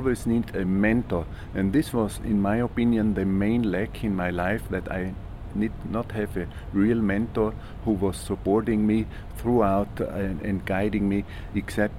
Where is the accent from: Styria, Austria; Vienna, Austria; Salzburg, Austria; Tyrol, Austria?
Tyrol, Austria; Innsbruck; moved away; my hometown, Innsbruck, Austria